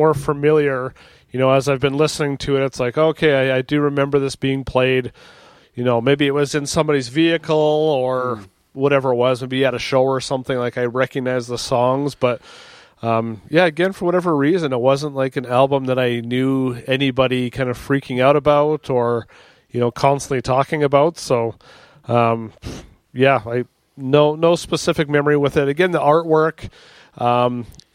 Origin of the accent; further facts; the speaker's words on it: Canada; being Canadian